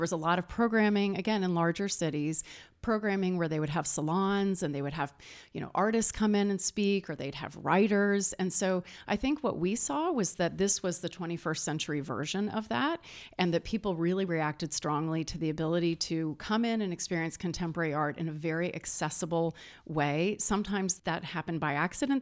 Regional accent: St. Louis, Missouri, United States; that's my hometown. That was where I was, where I was born

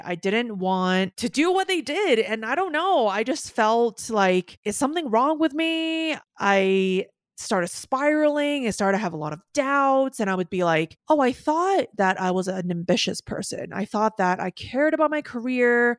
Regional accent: Hong Kong; moved away as an adult; also born or lived in New York; I was born and raised in Hong Kong

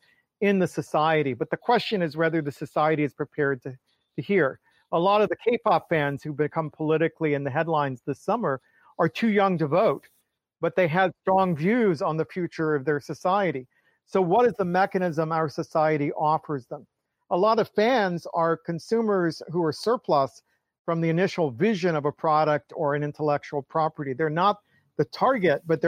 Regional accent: Atlanta, Georgia, United States; I grew up in Atlanta

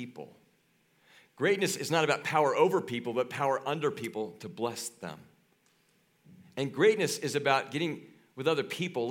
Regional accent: Kansas, United States; moved away; I grew up in Kansas.

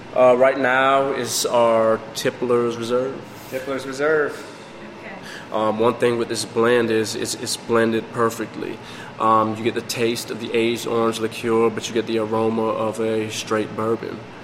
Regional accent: Jamaica; also born or lived in northern United States; now in Florida, United States; originally I'm from Jamaica

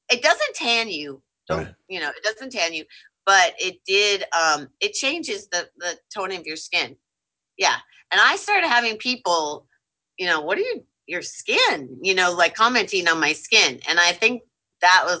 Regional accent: Minnesota, United States; I grew up in Minnesota

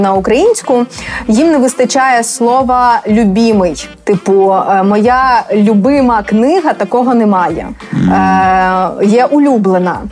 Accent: Rivne, Rivne Oblast, Ukraine; now in Lviv, Ukraine; зараз живу у Львові. А взагалі я сама родом з Рівного

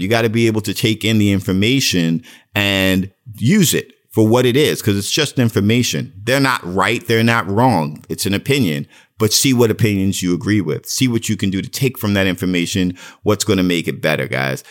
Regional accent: New York City, New York, United States; moved away; I was from Brooklyn

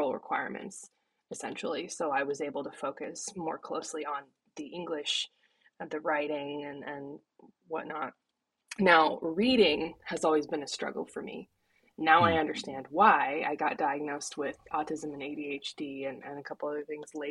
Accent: Issaquah, Washington, United States; moved away as an adult; now in East Coast, United States; I grew up in Issaquah, Washington, and now I'm on the East Coast

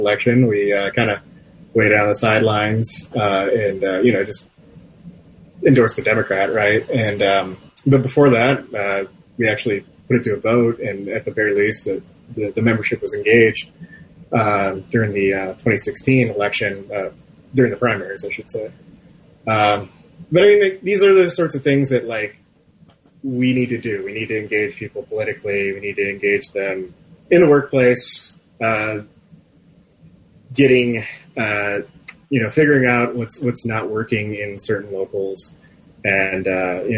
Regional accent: Macomb County, Michigan, United States; I'm from Macomb County

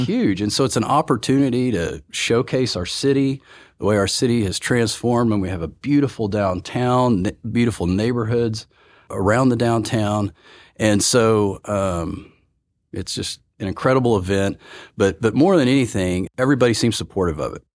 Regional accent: Oklahoma, United States; now in Oklahoma City, United States; I'm born and raised in Oklahoma

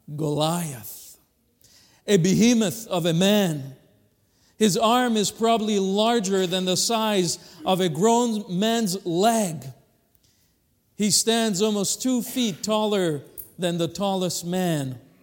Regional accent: Madagascar; now in Kalamazoo, United States; we come from Kalamazoo, but I was originally born in Madagascar

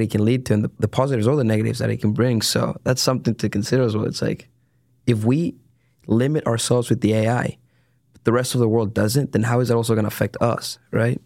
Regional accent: San Diego, California, United States; moved away as an adult; now in Dallas, United States; I am originally from San Diego, California

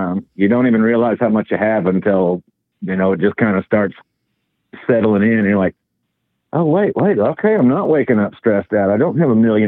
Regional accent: the South, United States; accent: southern; my southern accent that people don't expect from me when they see Illinois plates

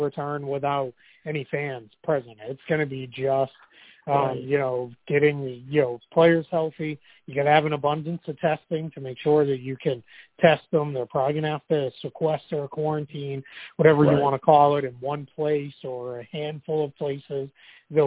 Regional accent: Boston, Massachusetts, United States; moved away; back home in Boston

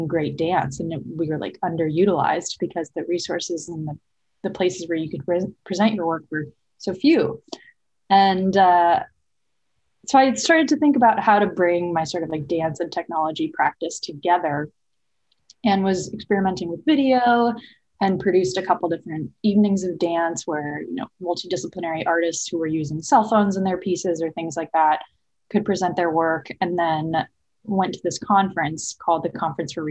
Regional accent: Berkeley, California, United States; I grew up in the Bay Area in the 90s, and I was born and raised in Berkeley.

